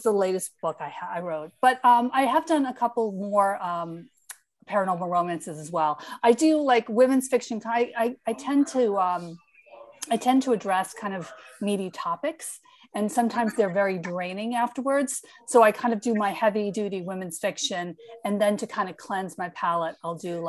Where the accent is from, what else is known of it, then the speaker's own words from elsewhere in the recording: Long Island, New York, United States; also born or lived in Brooklyn; I'm from Long Island